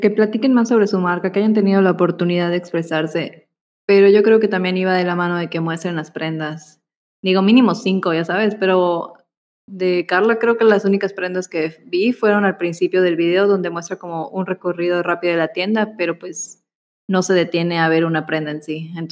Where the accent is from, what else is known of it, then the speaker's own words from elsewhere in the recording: Yucatán, Mexico; son nuestras palabras yucatecas.